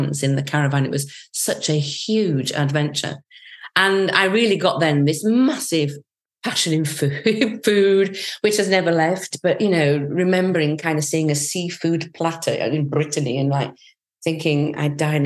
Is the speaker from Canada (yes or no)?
no; Yorkshire and the Humber, United Kingdom; I was born and brought up in Yorkshire